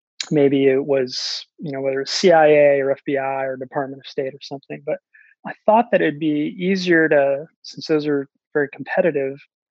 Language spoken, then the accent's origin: English; New Bedford, Massachusetts, United States; also born or lived in Terceira, Azores, Portugal; I was came from Portugal, from Terceira, the Azores, when I was a year old, raised in New Bedford